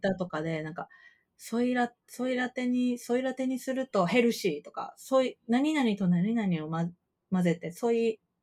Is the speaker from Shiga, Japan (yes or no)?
no; Kyoto, Japan